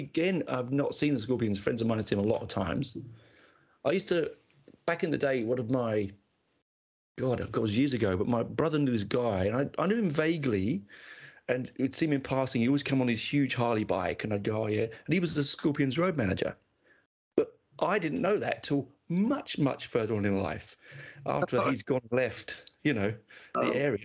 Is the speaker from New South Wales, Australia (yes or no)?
no; Canberra, Australian Capital Territory, Australia; It was a doubleheader in my hometown of Canberra, a tiny little Canberra.